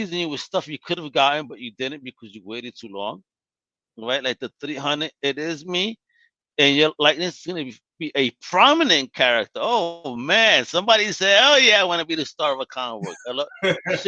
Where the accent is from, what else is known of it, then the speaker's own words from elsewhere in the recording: New York, United States; growing up in New York in the 90s.